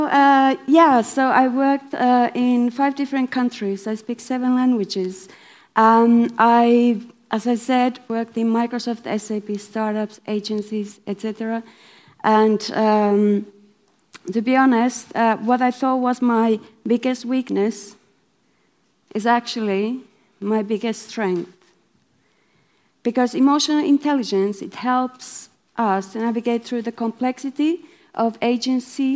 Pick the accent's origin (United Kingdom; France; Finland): Finland; I'm from Finland